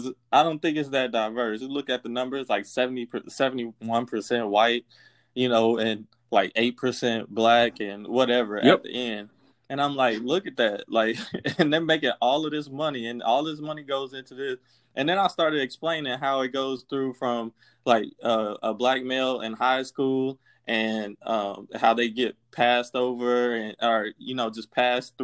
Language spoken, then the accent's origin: English; Kansas City, United States; I'm from Kansas City